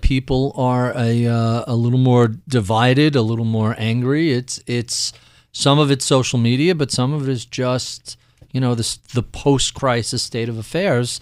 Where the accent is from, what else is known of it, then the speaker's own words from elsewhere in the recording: New York, United States; as a New Yorker